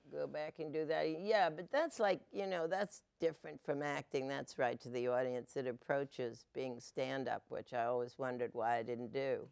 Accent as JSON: {"language": "English", "region": "New England", "country": "United States", "said": "I'm from New England"}